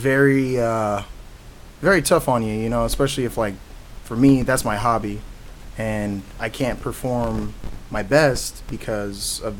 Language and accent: English; Dallas, Texas, United States; now in Waukee, United States; No, actually, originally I'm from Dallas, Texas.